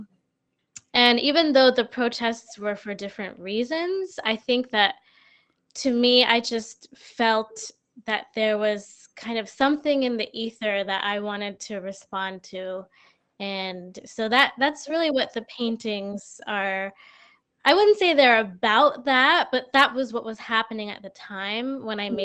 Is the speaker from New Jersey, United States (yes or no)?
yes; New Jersey, United States; also born or lived in Brooklyn, New York / Massachusetts; now in Springfield, United States; I'm originally from New Jersey. So I before coming to Massachusetts, I was living in Brooklyn